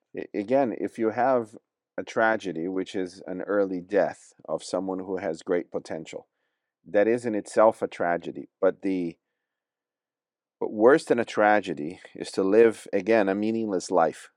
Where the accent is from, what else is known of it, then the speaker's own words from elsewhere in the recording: Brazil; also born or lived in Watford; now in England; I was born in Brazil